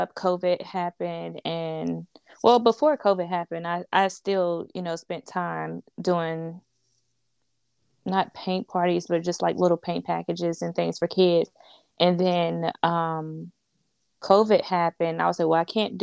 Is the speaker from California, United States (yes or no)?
no; Greensboro, North Carolina, United States; I'm from Greensboro, North Carolina